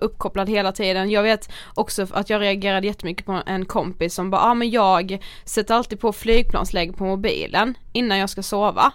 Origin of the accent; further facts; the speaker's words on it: Karlshamn, Blekinge, Sweden; moved away; vi var ju hemma i Karlshamn